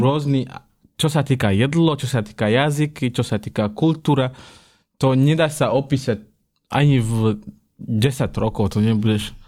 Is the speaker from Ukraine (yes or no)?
no; Kenya; Slovak is a second language; now in Slovakia; ja som z Keni, východ